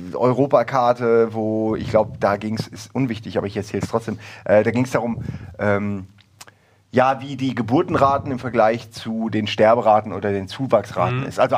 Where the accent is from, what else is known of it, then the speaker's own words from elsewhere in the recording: Wächtersbach, Hesse, Germany; Moment mal, da liegt doch nicht Wächtersbach.